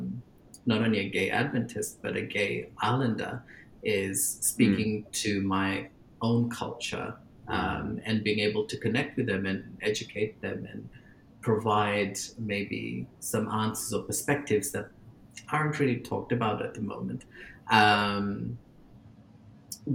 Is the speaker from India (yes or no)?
no; Fiji; growing up in Fiji